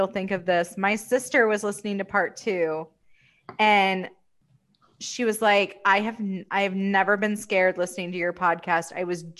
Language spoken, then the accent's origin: English; the South, United States; as a Southerner